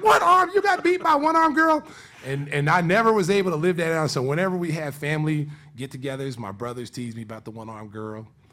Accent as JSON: {"language": "English", "region": "Oklahoma", "country": "United States", "tie": "born or raised there", "moved": "yes", "lives_now": "Chicago, United States", "said": "I wasn't born in Chicago. I was born in Oklahoma"}